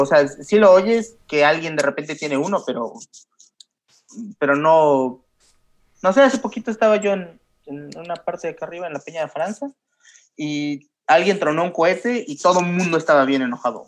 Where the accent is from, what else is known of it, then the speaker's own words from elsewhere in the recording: Mexico; moved away as an adult; now in Lisbon, Portugal; yo soy mexicano